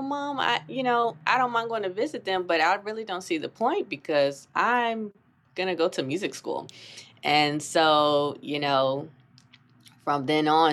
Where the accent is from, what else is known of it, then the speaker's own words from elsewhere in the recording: North Carolina, United States; moved away as an adult; also born or lived in Boston; now in New York City, United States; I grew up in North Carolina